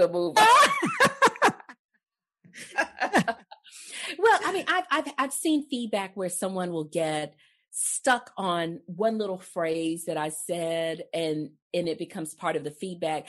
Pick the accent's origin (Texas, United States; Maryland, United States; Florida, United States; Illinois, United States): Texas, United States; I'm from Texas